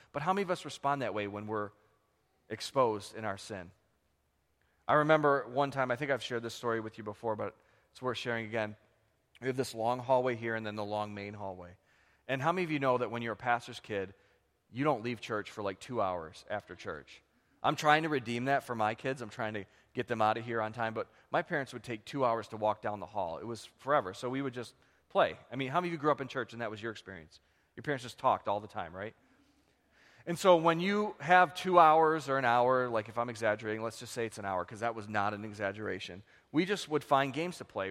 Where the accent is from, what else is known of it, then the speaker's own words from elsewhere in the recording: United States; we live with as American Christians